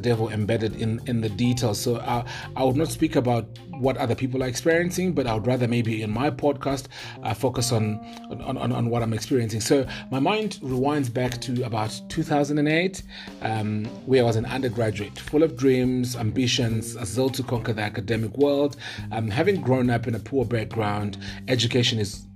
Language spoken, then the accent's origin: English; Zimbabwe; moved away as an adult; also born or lived in Harare; now in Johannesburg, South Africa; my home country, Zimbabwe